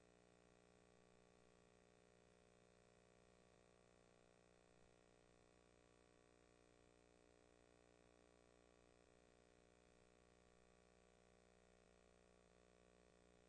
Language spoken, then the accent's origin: English; New York City, New York, United States; also born or lived in Brooklyn; I was born in Queens. I'm living in Brooklyn for many years, 30 years